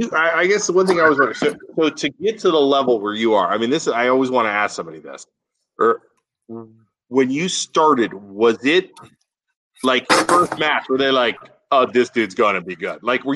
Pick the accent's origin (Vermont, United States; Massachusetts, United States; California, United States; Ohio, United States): Ohio, United States; South Range; I was from South Range.